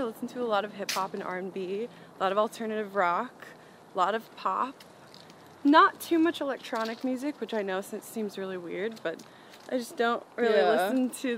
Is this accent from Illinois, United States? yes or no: yes; Chicago, Illinois, United States; also born or lived in Houston, Texas; Jahan and I were both born in Houston, but we moved to Chicago when I was one